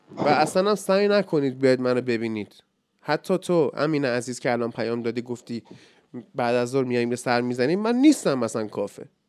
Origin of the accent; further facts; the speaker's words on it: Iran; ایران وطنم